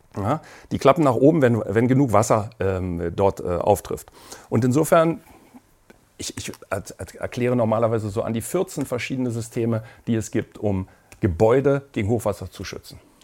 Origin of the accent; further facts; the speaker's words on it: Berlin, Germany; ich bin in Berlin aufgewachsen und dort, äh, habe dort studiert